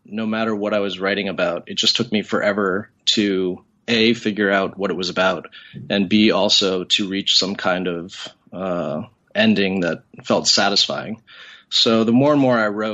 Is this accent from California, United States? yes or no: no; Boston, Massachusetts, United States; moved away as an adult; also born or lived in China; I grew up in Boston.